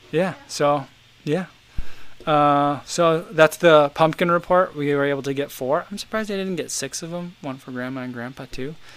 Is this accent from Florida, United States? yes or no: no; New Jersey, United States; a suburban kid growing up in New Jersey